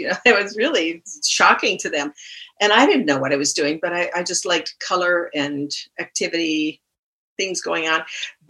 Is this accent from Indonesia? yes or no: no; New York, United States; now in Lund, Sweden; I came from New York in 1968. I cannot live there.